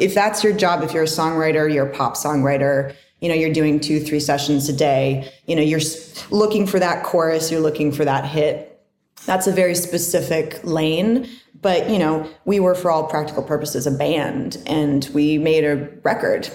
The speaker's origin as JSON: {"language": "English", "region": "Northern California", "country": "United States", "tie": "born or raised there", "also_born_or_lived": "Barrow, Alaska", "said": "I was born in Alaska, but I grew up in Northern California."}